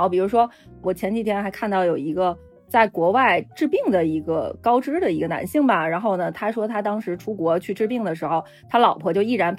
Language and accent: Chinese; China; 我是觉得呀，作为中国人，我们天然会那一套沟通方式，只不过我们不希望跟父母去使用。